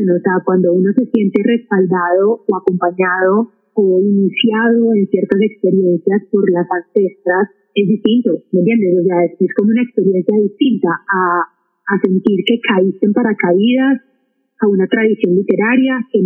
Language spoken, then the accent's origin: Spanish; Manizales, Caldas, Colombia; mi ciudad natal, por ejemplo, muchas de manizales